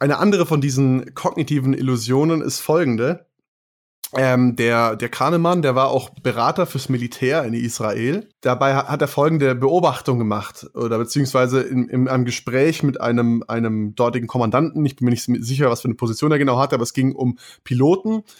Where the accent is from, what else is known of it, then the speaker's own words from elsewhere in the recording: Germany; bei uns in Deutschland